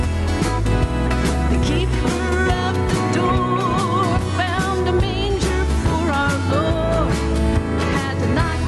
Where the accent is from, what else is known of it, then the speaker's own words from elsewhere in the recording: Camarillo, California, United States; We all grew up in Camarillo